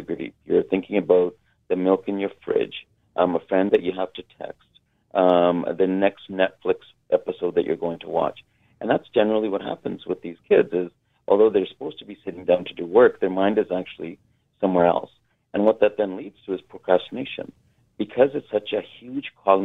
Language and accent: English; Kitimat, British Columbia, Canada; I grew up north in Kitimat